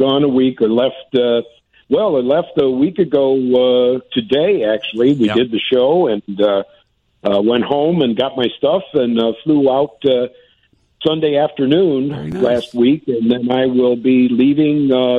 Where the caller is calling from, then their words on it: Occoquan, Virginia, United States; Well, once again, Dean, we are calling from Occoquan, Virginia.